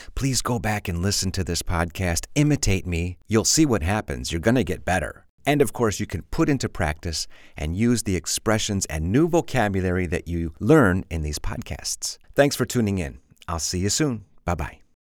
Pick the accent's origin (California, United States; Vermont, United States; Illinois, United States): Illinois, United States; Chicago; I'm from Chicago and we have a lot of junk food in Chicago